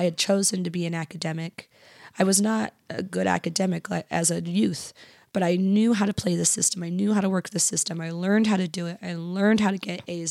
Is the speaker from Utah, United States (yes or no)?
yes; Kearns, Utah, United States; also born or lived in Bountiful; I was from Kearns.